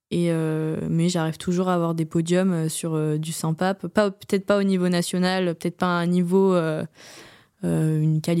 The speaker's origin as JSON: {"language": "French", "region": "Hauts-de-France", "country": "France", "said": "je viens de l'Oise, à côté de Compiègne."}